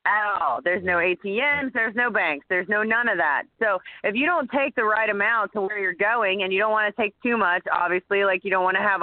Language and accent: English; United States; also born or lived in Orlando, Florida